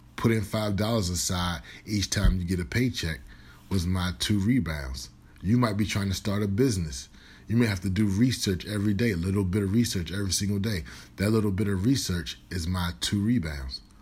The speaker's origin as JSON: {"language": "English", "region": "Virginia", "country": "United States", "also_born_or_lived": "Minnesota", "moved": "as an adult", "said": "I'm originally from Virginia"}